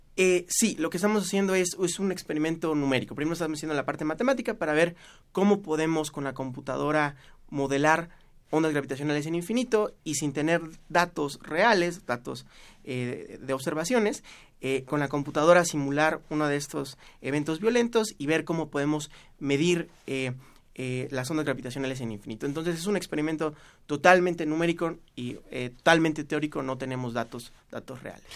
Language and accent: Spanish; Orizaba, Veracruz, Mexico; moved away as an adult; also born or lived in Mexico City; now in Lisbon, Portugal; yo soy de Orizaba, Veracruz, y la hice en eh, un colegio marista